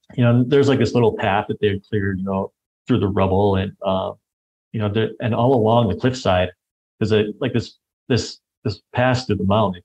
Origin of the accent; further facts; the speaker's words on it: United States; this white American guy